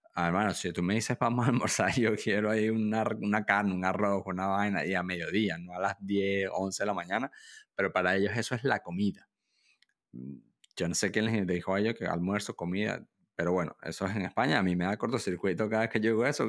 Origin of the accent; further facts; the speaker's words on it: Venezuela; moved away; also born or lived in Pamplona, Spain; yo soy extranjero, yo, yo soy venezolano, yo viví en Pamplona por varios años